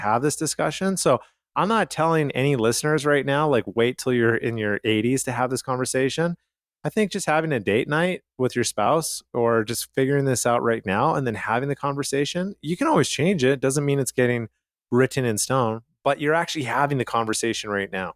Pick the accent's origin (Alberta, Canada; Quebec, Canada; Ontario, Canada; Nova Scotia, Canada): Alberta, Canada; Calgary; where I grew up in Calgary, Canada